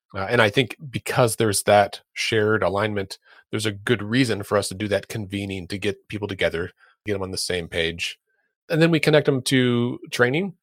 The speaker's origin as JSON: {"language": "English", "region": "Oklahoma", "country": "United States", "said": "here in my home state of Oklahoma"}